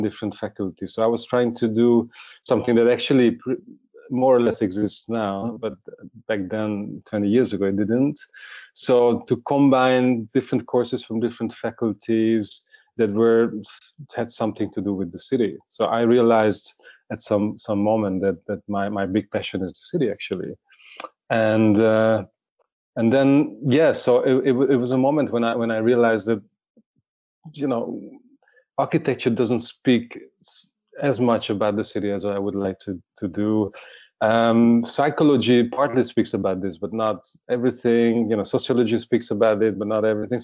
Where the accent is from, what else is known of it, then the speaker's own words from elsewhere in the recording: Budapest, Hungary; I was born and grew up in Budapest.